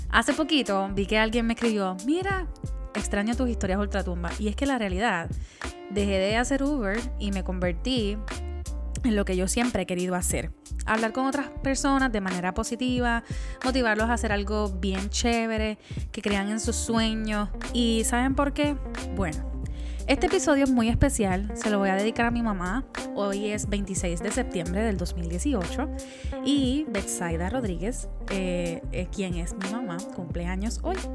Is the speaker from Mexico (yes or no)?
no; Puerto Rico; yo soy la boricua fuera de la isla.